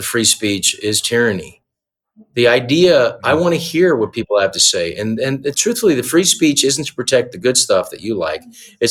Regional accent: United States; I'm an American

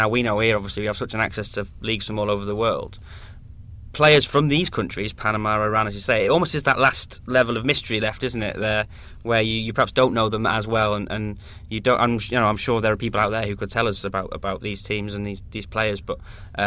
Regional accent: Wales, United Kingdom; as a Welsh youngster, sort of growing up and watching World Cups

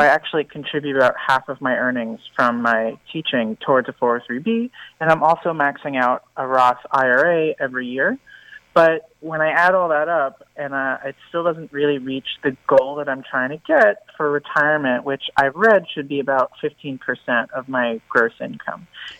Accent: New York City, New York, United States; I'm 27, and I grew up in New York City.

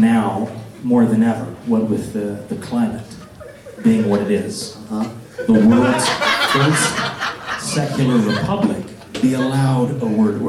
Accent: New York, United States; moved away as an adult; now in Los Angeles, United States; New York, originally.

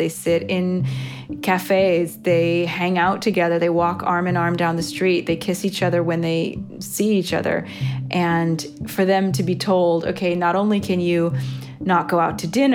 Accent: United States; moved away as an adult; now in Rome, Italy

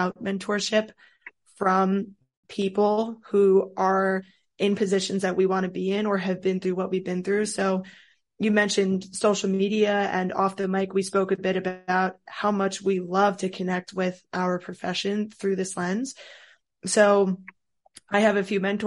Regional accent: Rockland County, New York, United States; moved away as an adult; also born or lived in Scranton, Pennsylvania; now in Baltimore, United States; So I'm from New York, just outside of New York City in Rockland County

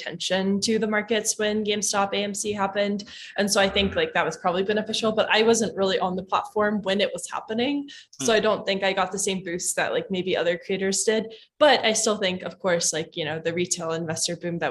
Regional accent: Kentucky, United States; I'm from Kentucky

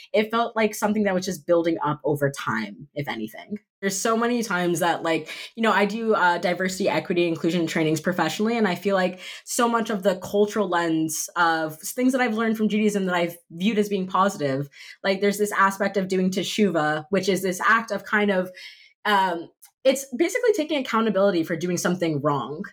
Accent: Miami Beach, Florida, United States; I was raised in Miami Beach

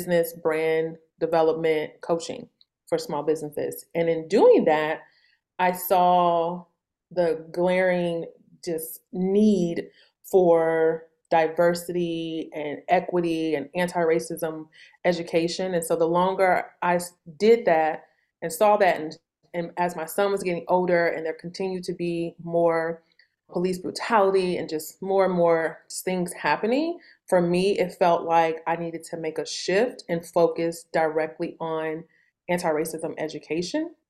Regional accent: St. Louis, Missouri, United States; I grew up in St. Louis in the Midwest.

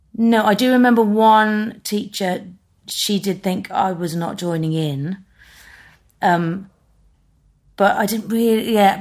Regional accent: Birmingham, West Midlands, United Kingdom; moved away as an adult; now in London, United Kingdom; I grew up in Birmingham

